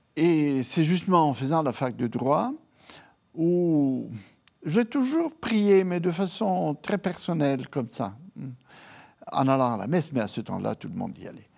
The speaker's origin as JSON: {"language": "French", "town": "Rome", "region": "Lazio", "country": "Italy", "tie": "born or raised there", "also_born_or_lived": "Piedmont, Italy", "second_language": "French", "moved": "yes", "said": "Je suis italien. Euh, mais j'ai une mère piémontaise du nord-ouest de l'Italie, mhm. euh, donc assez influencée par la France, par la mentalité, par la spiritualité, etc. Et un père euh, de Rome. Et à Rome, j'ai été conçu, à Rome, j'ai ensuite vécu"}